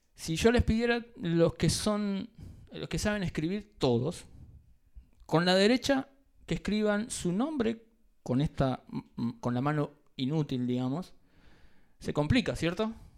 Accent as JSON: {"language": "Spanish", "country": "Argentina", "said": "como latinos, argentinos"}